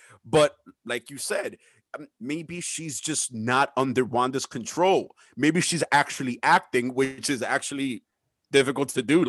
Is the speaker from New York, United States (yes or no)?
yes; New York, United States; But yeah, we're definitely from New York.